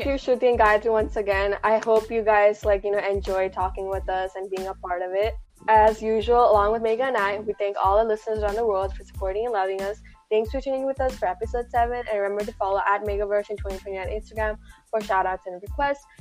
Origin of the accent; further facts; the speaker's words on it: Malayali, Kerala, India; moved away; proud to be, you know, Malayali